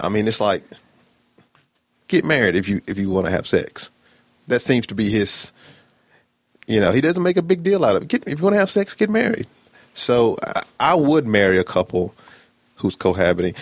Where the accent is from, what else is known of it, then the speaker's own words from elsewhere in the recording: Birmingham, Alabama, United States; I am from Birmingham, Alabama, born and raised